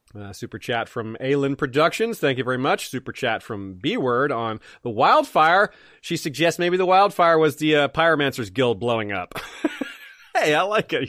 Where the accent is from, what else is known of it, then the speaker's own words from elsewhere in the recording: Tallahassee, Florida, United States; moved away as an adult; I am from Tallahassee. Uh, I lived in Tallahassee from nineteen ninety-three and, or from nineteen eighty-nine till nineteen ninety-seven. I went to high school and college there